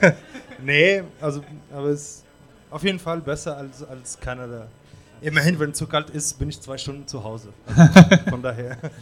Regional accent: Tunisia; German is a second language; moved away; meine Stadt, also wo ich herkomme, ist auch. Äh, für mich ist die schönste Stadt in Tunesien

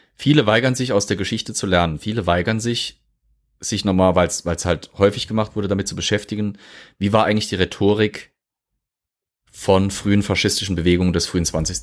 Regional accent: Germany; bei uns in Deutschland

